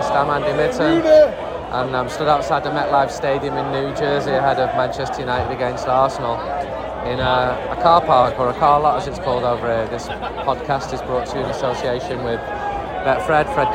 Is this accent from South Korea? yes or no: no; Niagara Falls, Ontario, Canada; From Niagara Falls, Canada.